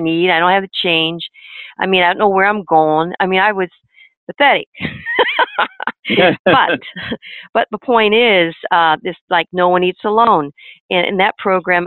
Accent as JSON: {"language": "English", "town": "Chicago", "region": "Illinois", "country": "United States", "tie": "born or raised there", "said": "when I grew up in Chicago, we had what was called social studies"}